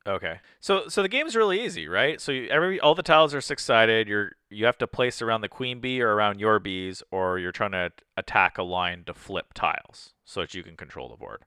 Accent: Canada; we're Canadian

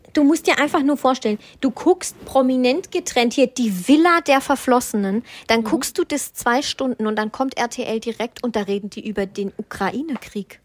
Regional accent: Black Forest, Baden-Württemberg, Germany; moved away; ich komme ja auch aus dem Schwarzwald

